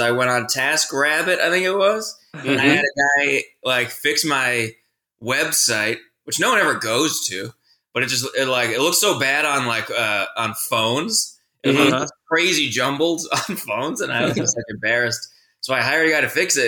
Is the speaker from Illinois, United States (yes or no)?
no; Massachusetts, United States; also born or lived in Providence, Rhode Island; I was born in Providence, Rhode Island, but I grew up across the line in Massachusetts